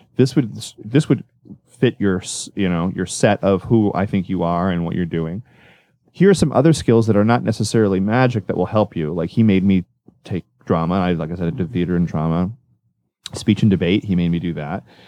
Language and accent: English; Orlando, Florida, United States; I grew up in Orlando